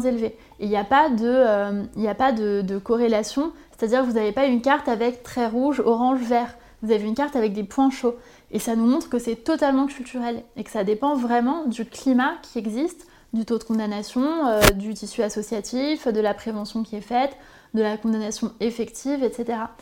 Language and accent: French; Corsica, France; moved away; also born or lived in Sarthe; je suis originaire de Corse, donc forcément il y a une particularité, y compris culturelle en Corse